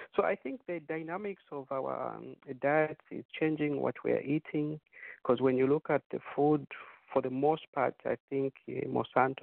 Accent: Zambia; moved away; we were growing up in Zambia

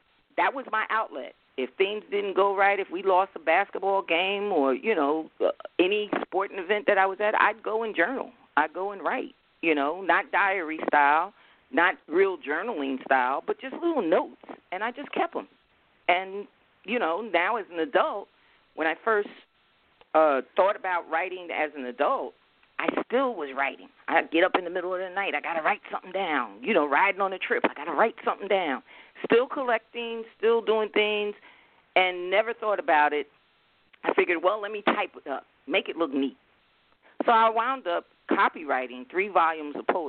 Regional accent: Newark, New Jersey, United States; I grew up in the South Ward district of Newark, New Jersey, Brick City

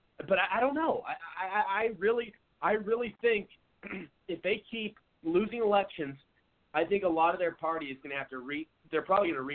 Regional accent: Seattle, Washington, United States; moved away as an adult; now in Phoenix, United States; I live in Phoenix, Arizona now, but I'm originally from Seattle, moved down to Arizona about 7 years ago, but I don't even recognize my home city of Seattle anymore

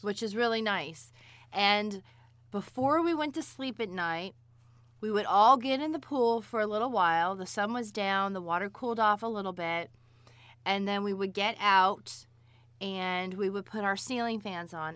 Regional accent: South Florida, United States; I grew up in South Florida without air conditioning

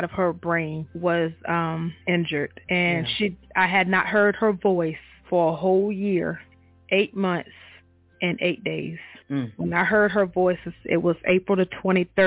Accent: Eastern Shore, Virginia, United States; now in Portsmouth, United States; I'm from the Eastern Shore, Virginia. I reside in Portsmouth, Virginia

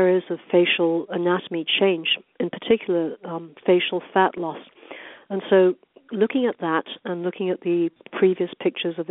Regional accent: United Kingdom; also born or lived in London, England / Orange County, California; now in Newport Beach, United States; growing up in Britain

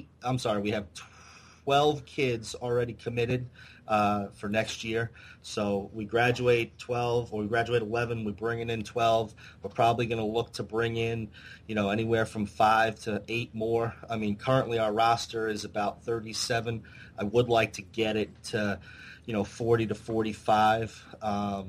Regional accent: Long Island, New York, United States; now in New Jersey, United States; I moved to New Jersey from Long Island to get married, and so we were both teachers in New Jersey

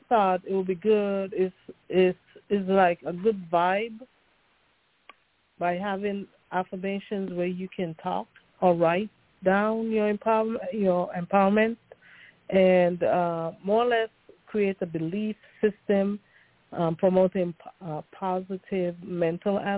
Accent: U.S. Virgin Islands; accent: Caribbean; moved away as an adult; also born or lived in St. Kitts; now in United States; I'm from the Caribbean. I was born in an island called St. Kitts and grew up in the St. Thomas Virgin Islands, where I went

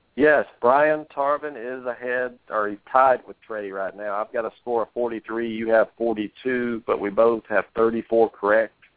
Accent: United States; I'm an American man

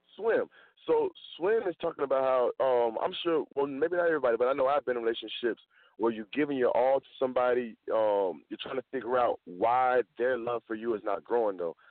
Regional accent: the South, United States; I'm from the South

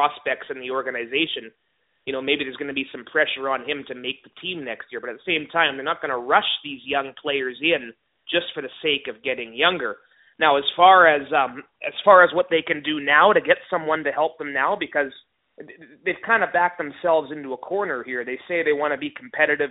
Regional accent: Vancouver, British Columbia, Canada; Born and raised in Vancouver

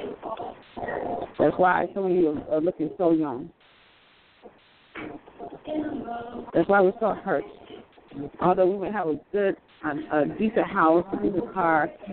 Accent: Florida, United States; I'm from Florida, actually

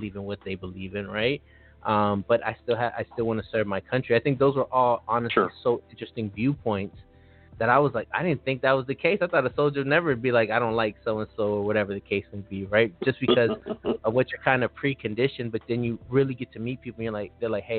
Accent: Los Angeles, California, United States; also born or lived in Maryland; it happened to a lot of my friends where we grew up around gangs. We grew up around a lot of things. And for me, I always got to escape. Like, I came back and forth from Maryland to L.A. because my parents were divorced. But I still got to experience stepping out of Los Angeles

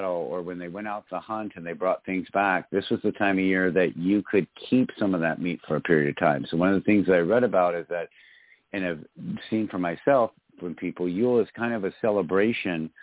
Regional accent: Michigan, United States; my home state of Michigan

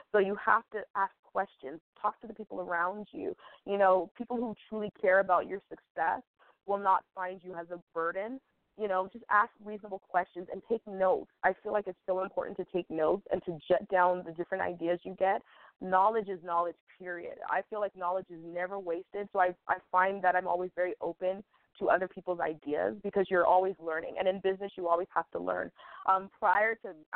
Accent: United States; as a woman, as an American woman

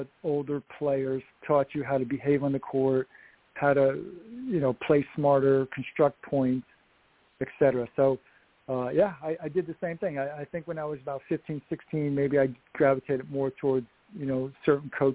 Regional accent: Upstate New York, United States; moved away as an adult; also born or lived in South Carolina / Massachusetts; Upstate New York is not the greatest year-round tennis weather.

